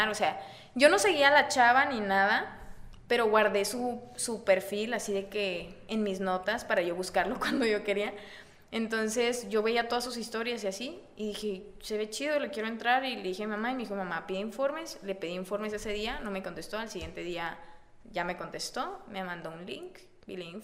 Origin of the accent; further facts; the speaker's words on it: Sabinas, Coahuila, Mexico; moved away as an adult; also born or lived in Saltillo; now in Monterrey, Mexico; yo salí de Sabinas a Saltillo a, estudiar y luego ya de ahí me, pasé a Monterrey.